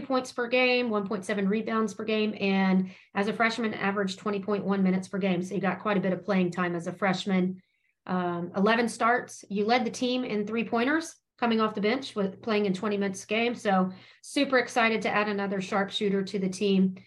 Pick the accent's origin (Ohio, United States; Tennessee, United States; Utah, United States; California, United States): Tennessee, United States; Knoxville; Being a local girl, like I am, I grew up loving all things Lady Vols